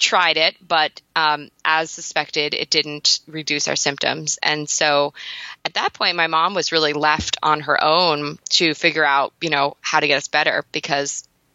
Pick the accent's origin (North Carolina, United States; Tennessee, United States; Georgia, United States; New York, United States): New York, United States; we're from New York